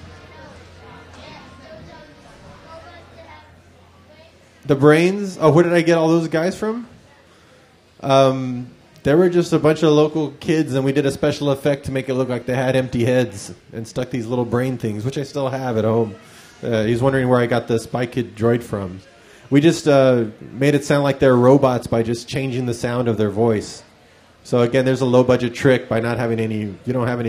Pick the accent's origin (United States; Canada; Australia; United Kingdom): United States; San Antonio, Texas; also born or lived in Austin; I went to the University of Texas in Austin because I grew up in San Antonio.